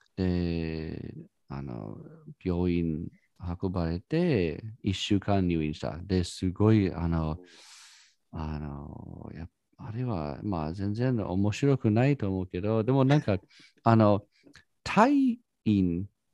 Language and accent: Japanese; United States; Japanese is a second language; now in Japan; 私はアメリカ人だから